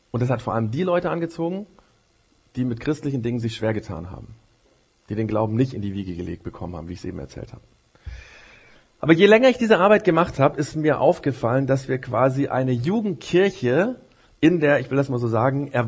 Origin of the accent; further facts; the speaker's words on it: Japan; Das war in Japan, wo ich aufgewachsen bin, so in den Kirchen